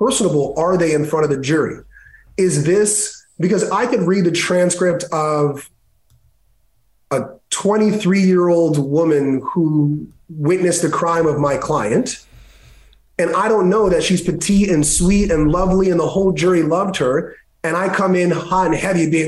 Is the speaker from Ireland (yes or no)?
no; Jamaica; I'm Jamaican